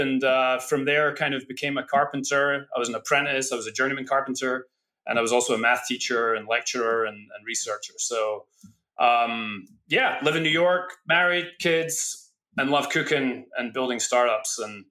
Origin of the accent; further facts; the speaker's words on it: Scotland, United Kingdom; born there; I was born in Scotland, which you've made quite a thing of.